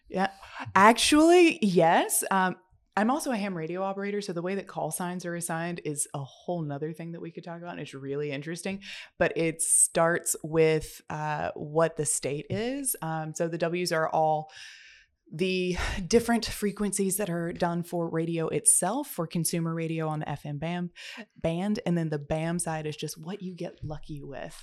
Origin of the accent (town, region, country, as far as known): United States